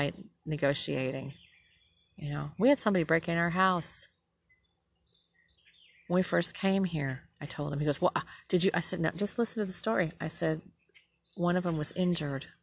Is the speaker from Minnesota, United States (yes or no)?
yes; Minnesota, United States; now in Southern United States; I'm from Minnesota. I said, we're way liberal up there